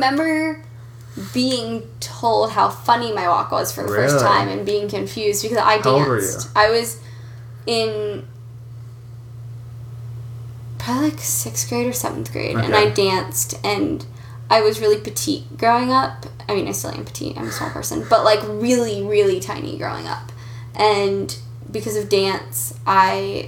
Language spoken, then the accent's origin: English; Springboro, Ohio, United States; It's between Dayton and Cincy. It's called Springboro